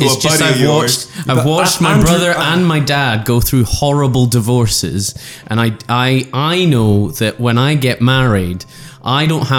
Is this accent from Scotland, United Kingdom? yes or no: yes; Scotland, United Kingdom; Yes, I am Scottish, yes.